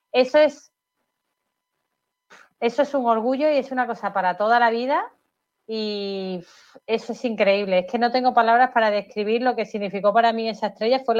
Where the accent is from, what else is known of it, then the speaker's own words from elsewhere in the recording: Málaga, Andalusia, Spain; cuando voy fuera al extranjero y digo que soy de Málaga y tal, todo el mundo, qué suerte de Málaga, qué me gusta Málaga, me encantaría vivir en Málaga.